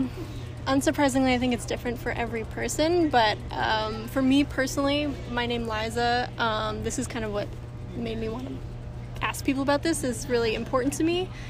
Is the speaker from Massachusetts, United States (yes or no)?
yes; Massachusetts, United States; born or raised there